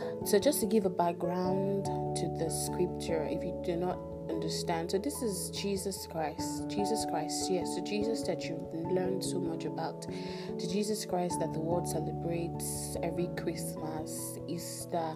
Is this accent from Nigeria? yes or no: yes; Nigeria; Pardon my pigeon. I'm Nigerian and I tend to switch a lot